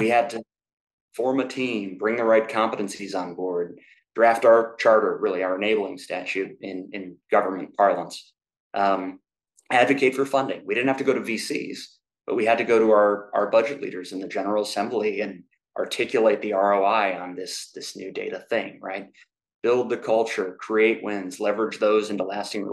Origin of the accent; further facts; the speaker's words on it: Indiana, United States; I grew up in Indiana